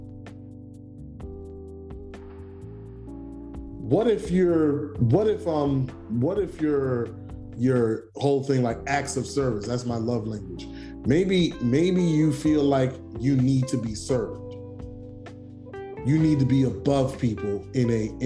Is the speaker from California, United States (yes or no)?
no; New York City, New York, United States; being a New Yorker